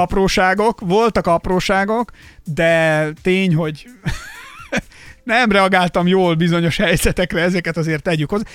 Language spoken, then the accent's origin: Hungarian; a small village in Somogy, Hungary; én egy kis somogyi faluban nőttem fel